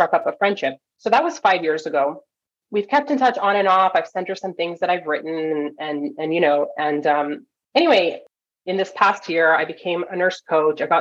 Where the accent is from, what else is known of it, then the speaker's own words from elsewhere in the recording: Toronto, Ontario, Canada; moved away as an adult; now in California, United States; Toronto is where I grew up